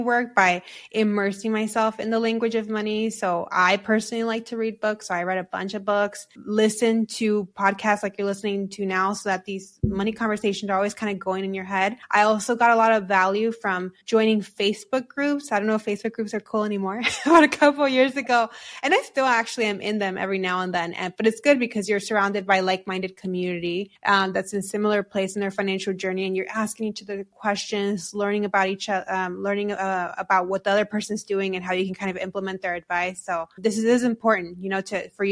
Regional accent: United States; we're also American

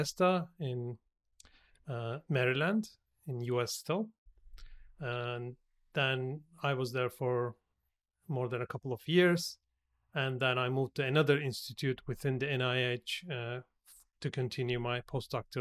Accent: Turkey; moved away as an adult; also born or lived in United States; now in Australia; So I am originally from Turkey, so I'm originally Turkish. So I started my career back in Turkey

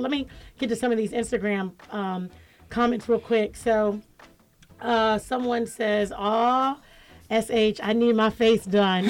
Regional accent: United States; I'm an American

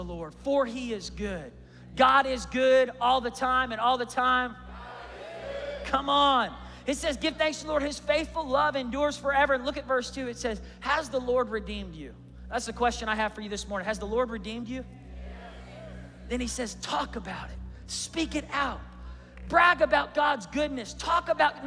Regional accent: Tulsa, Oklahoma, United States; I grew up in Tulsa.

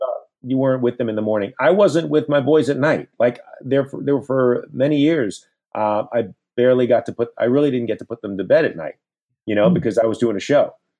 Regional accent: Central Florida, United States; moved away as an adult; now in New York, United States; I grew up in Florida. I grew up in Central Florida, but after college, I moved to New York, and New York became my home

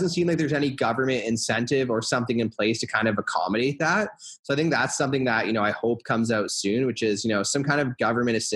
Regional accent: Hamilton, Ontario, Canada; For me, I started in Hamilton because I was from Hamilton, so it's just really easy from that standpoint. And I was lucky to be from a city that happened to be just a really good investment area.

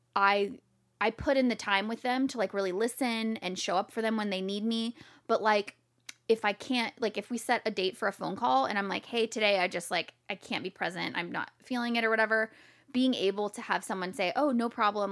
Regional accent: Jacksonville, Florida, United States; moved away as an adult; now in San Diego, United States; I was born in Jacksonville, Florida.

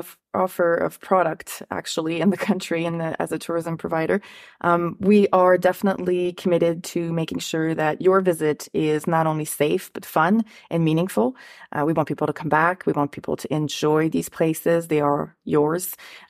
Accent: Ottawa, Ontario, Canada; Like, the Rideau Canal is a place, I'm from Ottawa, so I get to enjoy it, but I kind of forget

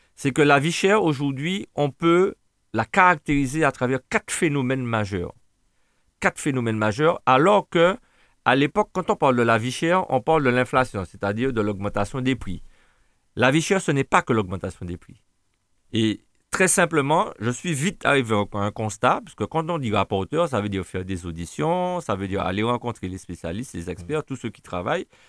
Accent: Martinique; On a de la famille, des Martiniquais

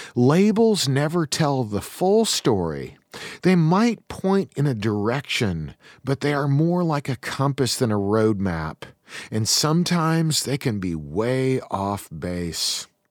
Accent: Eastern Washington, United States; I come from Eastern Washington.

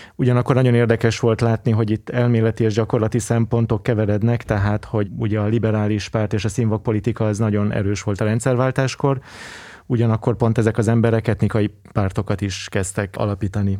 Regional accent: Budapest, Hungary; egy vegyes környezetben nőttem fel Angyalföldön

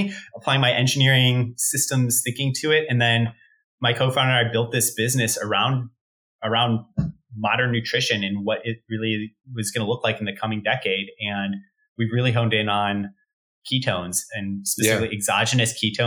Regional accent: Chicago, Illinois, United States; moved away as an adult; also born or lived in Stanford, California; I'm from Chicago originally myself

